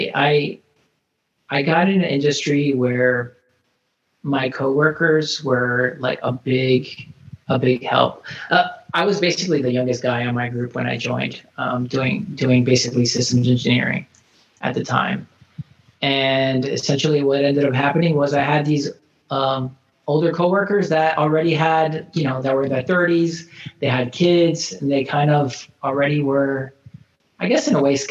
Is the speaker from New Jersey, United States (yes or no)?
no; Florida, United States; moved away as an adult; I'm actually from Florida originally